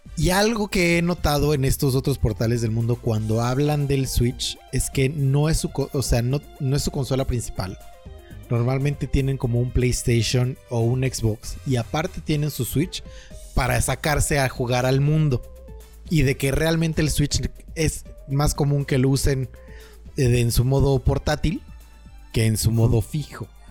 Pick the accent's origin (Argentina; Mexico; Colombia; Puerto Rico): Mexico; como muy mexicano